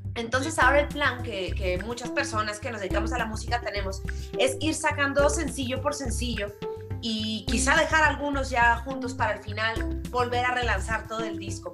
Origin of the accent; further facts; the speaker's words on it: Mexico; aquí en México